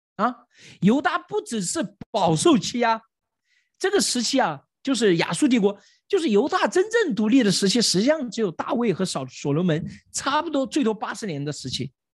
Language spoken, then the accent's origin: Chinese; China; 我们中国人